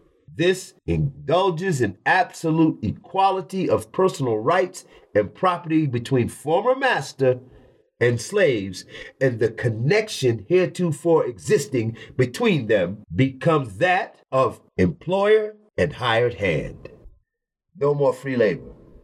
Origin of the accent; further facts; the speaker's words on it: Atlanta, Georgia, United States; I was born in 1958 in Atlanta, Georgia.